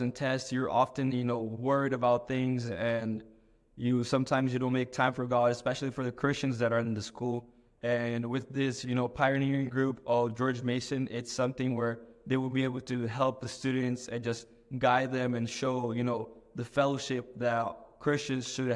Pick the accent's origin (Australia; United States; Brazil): Brazil; moved away; I'm from Brazil originally